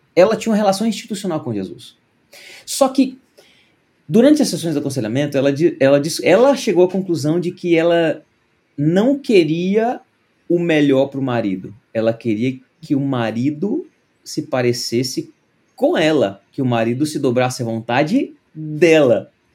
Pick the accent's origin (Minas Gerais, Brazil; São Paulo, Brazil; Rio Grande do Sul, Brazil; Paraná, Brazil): Minas Gerais, Brazil; Uberaba; na igreja presbiteriana de Uberaba, onde eu cresci